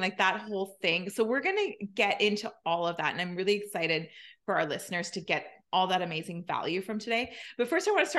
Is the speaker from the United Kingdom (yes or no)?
no; Canada; I'm Canadian.